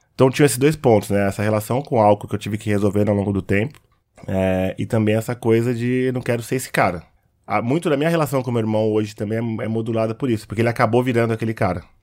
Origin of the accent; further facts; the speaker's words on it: Osasco, São Paulo, Brazil; Eu cresci na quebrada em Osasco